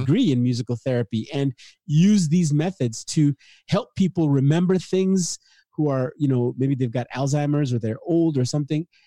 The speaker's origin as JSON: {"language": "English", "country": "Nigeria", "tie": "born or raised there", "moved": "yes", "said": "I was born in Africa, uh, late sixties, in the civil war of, uh, Nigeria and Biafra"}